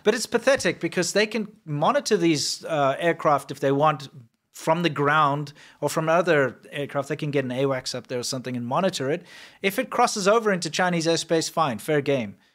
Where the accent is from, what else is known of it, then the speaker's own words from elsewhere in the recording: South Africa; moved away; also born or lived in China; growing up in South Africa